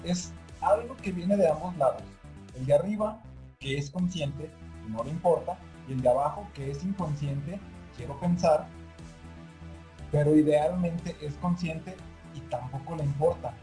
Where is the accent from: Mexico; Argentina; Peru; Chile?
Mexico; Mexicanos, somos muy apáticos